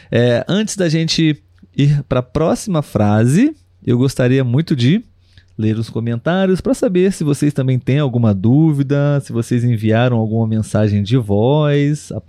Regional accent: Brazil; eu, como brasileiro, posso também confirmar que a maioria dos brasileiros gosta muito de receber interagir, conhecer estrangeiros.

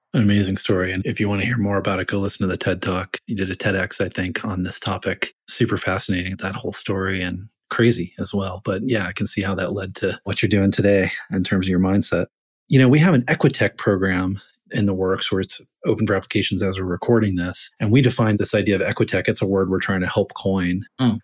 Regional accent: Florida, United States; I'm from Florida, which is almost in the South

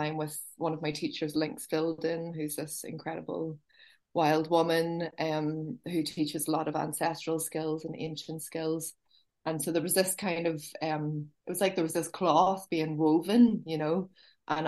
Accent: Belfast, County Down, Northern Ireland, United Kingdom; I was born in Belfast, and I was born in the city, and then my mum would have always had a close relationship with nature and always wanted to get us out. And then we moved to a town in County Down, for most of my teenage years

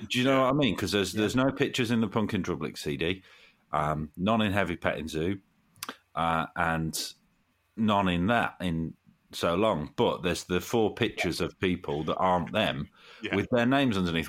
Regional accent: Nuneaton, West Midlands, United Kingdom; moved away as an adult; now in Derby, United Kingdom; when I was still lived back in my hometown in Nuneaton

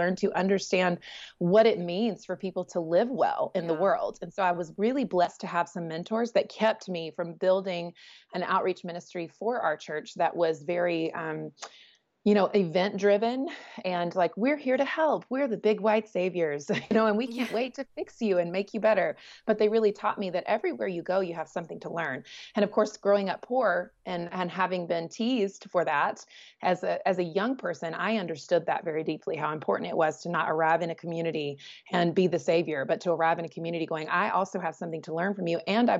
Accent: Southeast, United States; You know, growing up in the Southeast, you could sort of, if you're not from the South, you could sort of identify that, like, you know, this is like potentially redneck country.

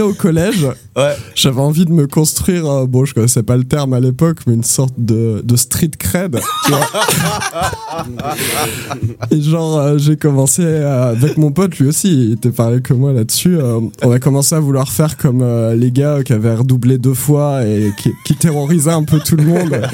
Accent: Ardennes, Grand Est, France; moved away; also born or lived in Toulouse; je suis né dans les Ardennes

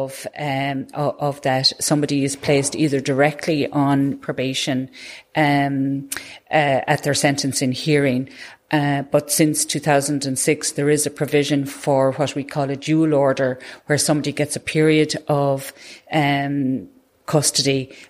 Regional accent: Tipperary, Munster, Ireland; I was born in and raised and still live in Tipperary.

